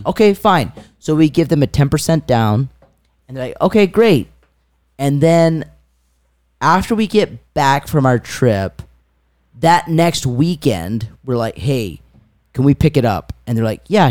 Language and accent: English; Wakarusa, Indiana, United States; We said we're from Wakarusa